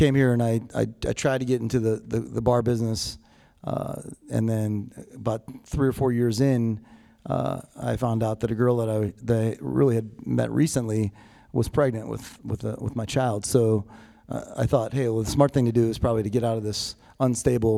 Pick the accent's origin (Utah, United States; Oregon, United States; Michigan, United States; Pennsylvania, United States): Pennsylvania, United States; Pittsburgh; moved away; also born or lived in Massachusetts; I was born in Massachusetts, and you know, my father, you know, lost my father at a very young age, and you know, my mother was a single mom. She had a couple kids, didn't know how to take care, didn't really know how to take care of us. She made some choices that she felt was best for us at the time, and remarried, and we moved across, you know, the East Coast to Pittsburgh